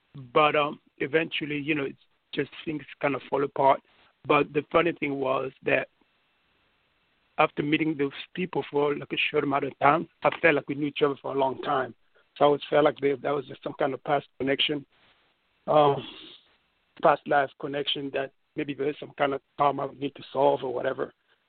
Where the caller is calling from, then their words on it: New York City, New York, United States; New York City.